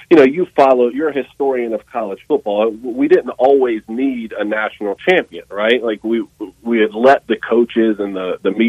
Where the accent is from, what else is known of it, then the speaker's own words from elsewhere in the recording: Statesboro, Georgia, United States; look, I come from Statesboro, Georgia, man. Don't don't ever count out a Georgia Southern fan.